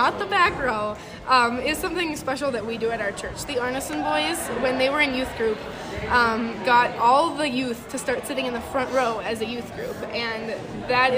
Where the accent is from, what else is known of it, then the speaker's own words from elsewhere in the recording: Fosston, Minnesota, United States; I am from Fauston, Minnesota